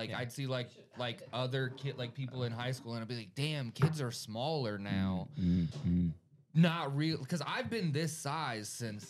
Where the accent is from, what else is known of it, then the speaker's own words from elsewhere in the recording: Florida, United States; I'm being from Florida.